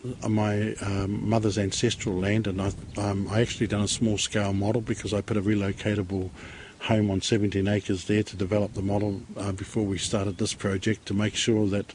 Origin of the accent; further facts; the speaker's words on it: Auckland, New Zealand; I was born in West Auckland